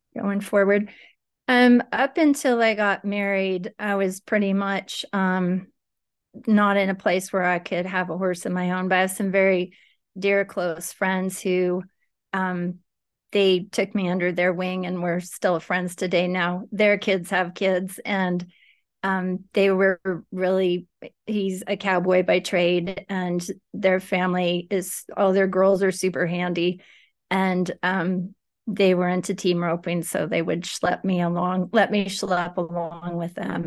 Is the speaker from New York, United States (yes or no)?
no; Livermore, California, United States; moved away as an adult; now in Northern California, United States; I grew up in Livermore